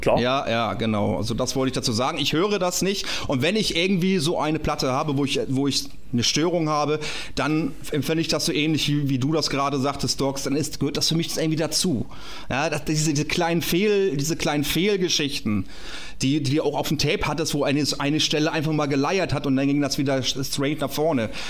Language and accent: German; Kappeln, Schleswig-Holstein, Germany; ich komme aus Schleswig-Holstein, aus Kappeln, also da bin ich geboren worden